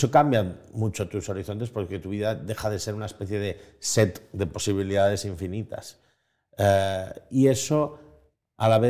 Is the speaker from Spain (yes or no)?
yes; Spain; como tantos españoles, yo nací en el país, el mejor país del mundo, en el país con una esperanza de futuro, con una esperanza más clara. Em, nací en el año 80.